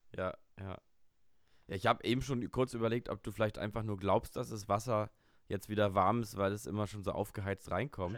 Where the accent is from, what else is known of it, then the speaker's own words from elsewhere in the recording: Berlin, Germany; aus meiner Kindheit hier in Berlin